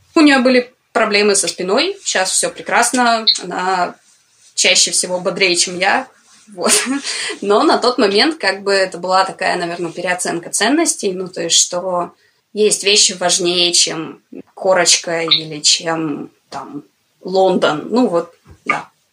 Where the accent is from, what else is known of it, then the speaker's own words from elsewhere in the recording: Komsomolsk-on-Amur, Khabarovsk Krai, Russia; когда я была уже там типа в средней школе